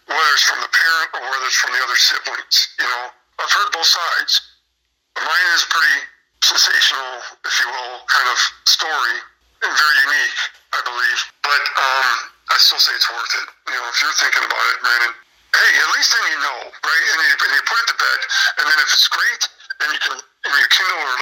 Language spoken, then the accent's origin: English; Peru, Illinois, United States; also born or lived in Chicago; a friend I grew up with here in Peru